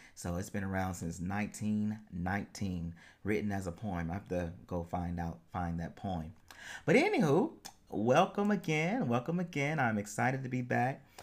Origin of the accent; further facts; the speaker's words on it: United States; I am an American